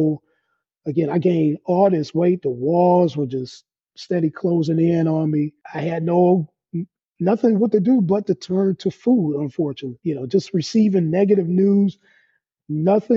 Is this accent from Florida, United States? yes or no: no; Detroit, Michigan, United States; I am from Detroit, Michigan, here in the United States. Grew up on the west side of Detroit, just raised